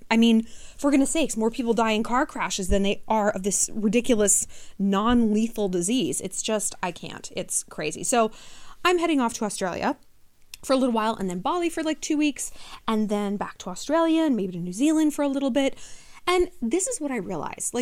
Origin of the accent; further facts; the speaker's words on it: New York City, New York, United States; as a New Yorker